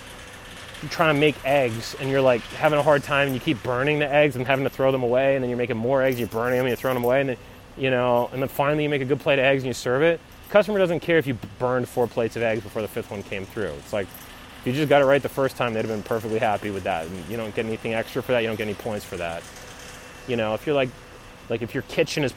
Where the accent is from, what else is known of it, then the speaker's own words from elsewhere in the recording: United States; I'm American